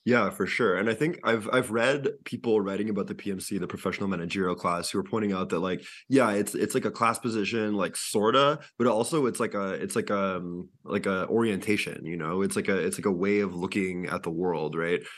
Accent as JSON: {"language": "English", "region": "Quebec", "country": "Canada", "said": "I I'm from Quebec"}